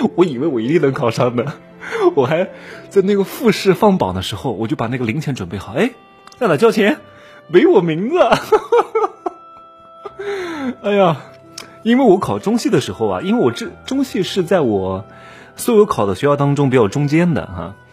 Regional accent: Wuhu, Anhui, China; also born or lived in Hefei; 我是芜湖人，我从高二开始呢，就在外面主持活动，然后外面的路演啊，然后主持婚礼啊，参加唱歌比赛啊，我高二就拿过一些本事的奖，什么芜湖电视台的主持人大赛的二等奖

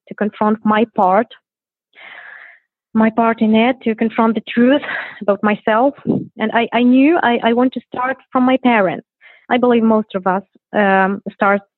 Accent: Gdynia, Pomeranian Voivodeship, Poland; I'm from Poland. I'm from Gdynia. It is the north of Poland by the sea.

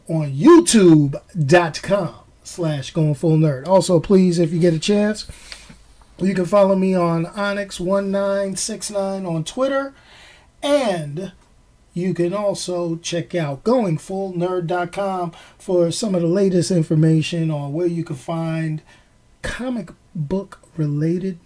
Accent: New York, United States; growing up in New York

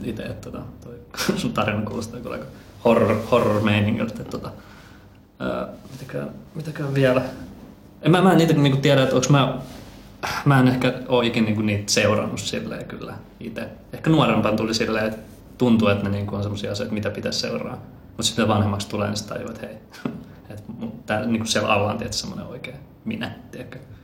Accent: Finland; also born or lived in Colombia; mut on adoptoitu Kolumbiasta. Tulin pienenä nyyttinä kolme kuukautta sen Suomeen

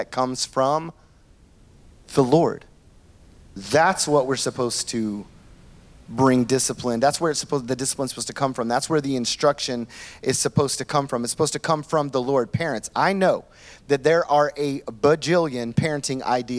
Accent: Oklahoma, United States; now in New York City, United States; It's country in me, all right? I'm from Oklahoma

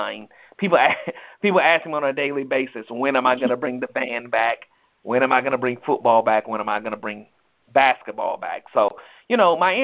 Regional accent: Columbia, South Carolina, United States; now in Atlanta, United States; I'm originally from Columbia, South Carolina, now residing in Atlanta, Georgia

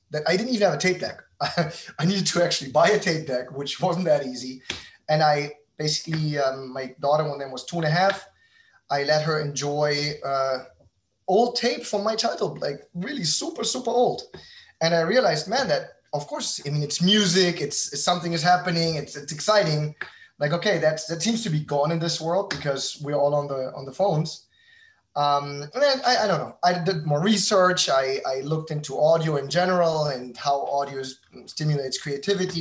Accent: Berlin, Germany; moved away as an adult; also born or lived in New York; now in Miami, United States; I'm a German entrepreneur. I'm originally from Berlin, and I've been now living in the United States since 2015

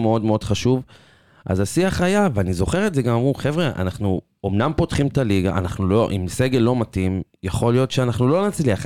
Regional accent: Petah Tikva, Central District, Israel; אני מפתח תקווה

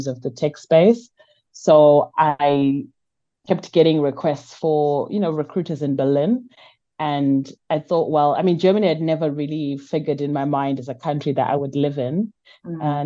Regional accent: Bulawayo, Zimbabwe; So I'm from Zimbabwe. I was born in the second biggest city in Zimbabwe. It's called Bulawayo

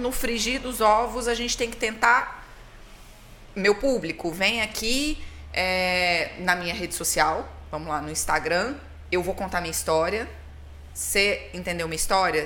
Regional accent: Minas Gerais, Brazil; eu sou de Minas

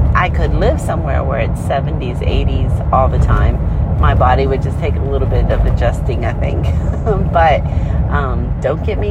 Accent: Maryland, United States; moved away as an adult; also born or lived in Maine; now in South Carolina, United States; I grew up in Maryland

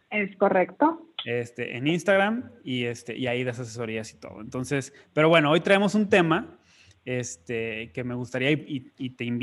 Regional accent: northern Mexico, Mexico

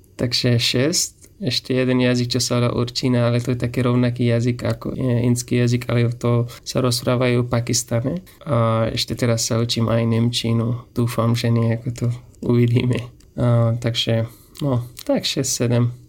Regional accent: Afghanistan; Slovak is a second language; moved away as an adult; now in Slovakia; Som z Afganistanu Momentálne bývam na Slovensku už skôr 3,5 roky a tu študujem medicínu

